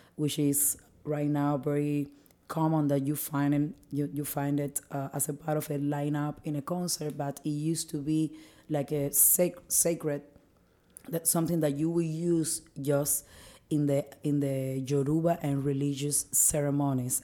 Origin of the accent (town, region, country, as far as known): Cuba